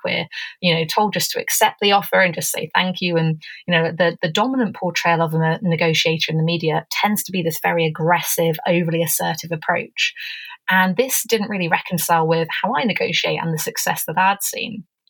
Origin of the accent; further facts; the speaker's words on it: England, United Kingdom; now in Canada; I'm English, but I'm coming to you from Canada.